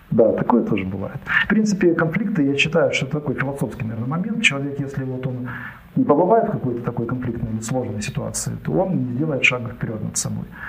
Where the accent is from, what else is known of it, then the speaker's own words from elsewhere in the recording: Kharkiv Oblast, Ukraine; Родился я в Харькове, ну, с Харьковской области